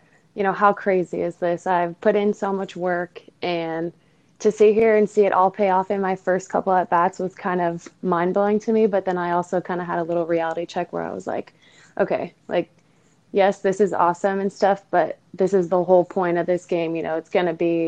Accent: Southern California, United States; I grew up in SoCal

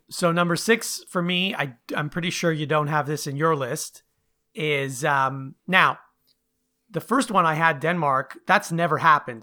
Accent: Montreal, Quebec, Canada; moved away; I was from Montreal, you know, when I first moved here

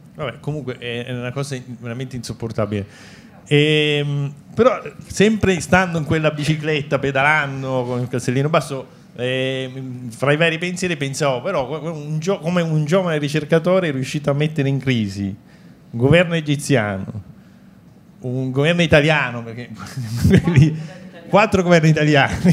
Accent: Palermo, Sicily, Italy; io sono di Palermo

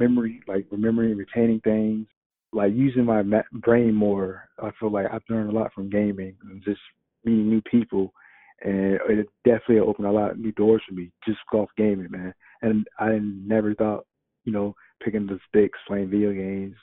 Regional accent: Virginia Beach, Virginia, United States; I'm from Virginia Beach, Virginia.

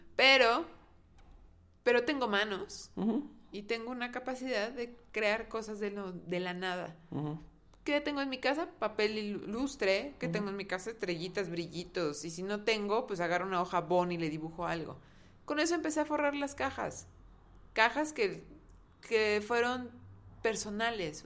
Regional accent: Mexico; nuestra mentalidad como mexicanos

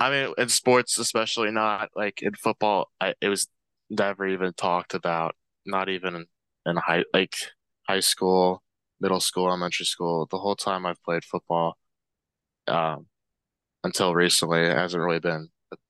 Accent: Yardley, Pennsylvania, United States; I'm from Yardley, Pennsylvania, which is about like 30 minutes outside

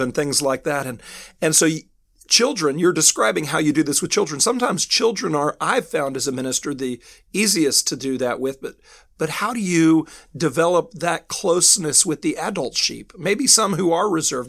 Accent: United States; moved away as an adult; now in United Kingdom; I'm an American ministering here in the in the United Kingdom

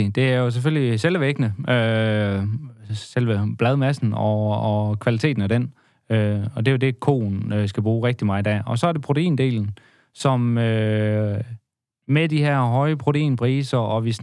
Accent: Vorbasse, Southern Denmark, Denmark; Og jeg er jo fra Vorbasse, så vi har slået en god handel af ham.

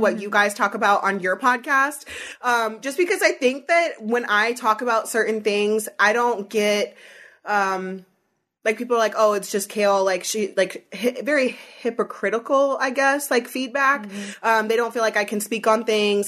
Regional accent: Northern Pennsylvania, United States; I'm from Northern Pennsylvania

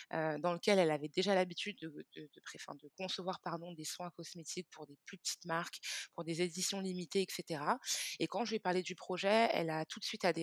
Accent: Cameroon; Donc, comme je le disais, moi, je suis originaire du Cameroun.

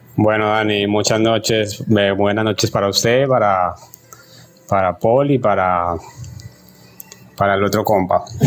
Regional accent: Colombia; moved away as an adult; now in Ecuador; yo soy colombiano, eh, pero vivo aquí en Ecuador desde hace unos ocho años.

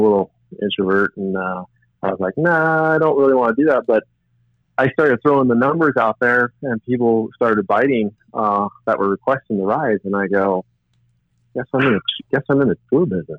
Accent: San Diego, California, United States; growing up in San Diego

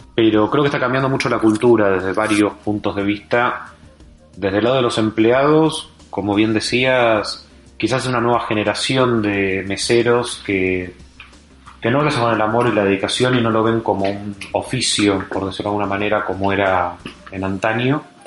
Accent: Argentina; Yo soy de Argentina

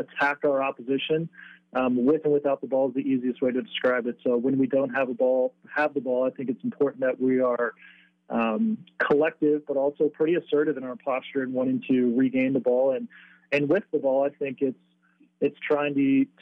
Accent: San Diego, California, United States; moved away as an adult; also born or lived in South Bend, Indiana / Belgium / Charlotte / Denver; the luxury of growing up in San Diego is you get to play sport year round.

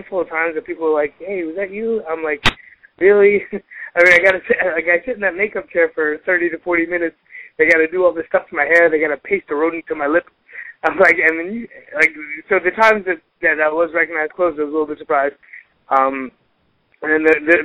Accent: Reading, Pennsylvania, United States; I'm from Reading, it's about an hour and a half away

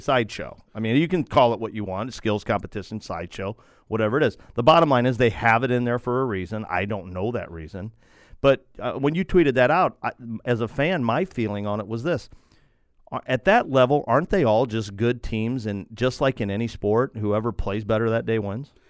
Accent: United States; I'm an American

